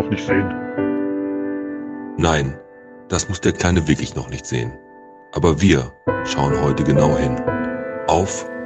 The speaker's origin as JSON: {"language": "German", "town": "Bottrop", "region": "North Rhine-Westphalia", "country": "Germany", "said": "ich komme aus Bottrop."}